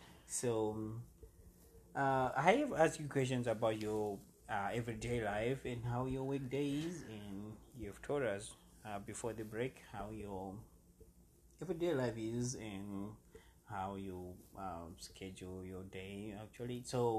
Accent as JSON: {"language": "English", "town": "Smyrna", "country": "United States", "said": "And I'm a kid from Smyrna"}